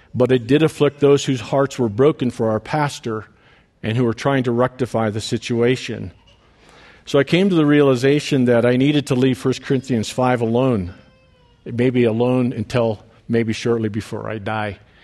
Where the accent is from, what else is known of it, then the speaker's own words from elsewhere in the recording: Detroit Lakes, Minnesota, United States; moved away as an adult; We had come back to Detroit Lakes, uh, to my hometown